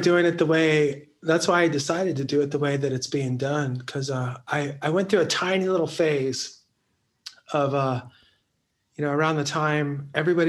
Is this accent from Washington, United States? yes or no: no; Central Valley, California, United States; moved away as an adult; I'm about a couple hours inland from San Francisco